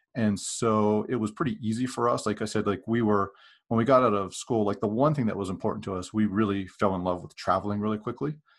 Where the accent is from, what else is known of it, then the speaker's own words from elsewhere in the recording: Western Pennsylvania, United States; moved away; I grew up in Western Pennsylvania